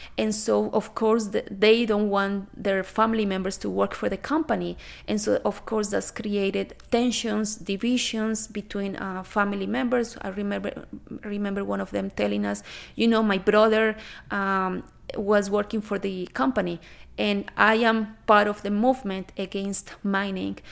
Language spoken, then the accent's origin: English; Colombia; now in Canada; I am originally from Colombia